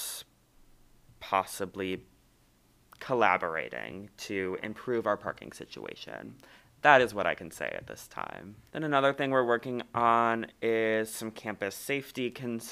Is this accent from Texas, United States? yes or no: no; Ohio, United States; moved away as an adult; now in La Crosse, United States; I'm from Ohio, so I'm from pretty far away